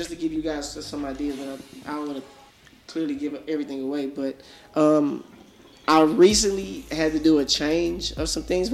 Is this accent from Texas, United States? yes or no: yes; Dallas, Texas, United States; I'm from South Dallas